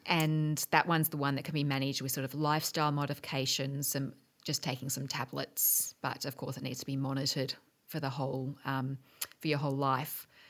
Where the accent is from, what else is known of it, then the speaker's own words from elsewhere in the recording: Geelong, Victoria, Australia; also born or lived in Melbourne, Australia / Washington, United States; I grew, I grew up in Geelong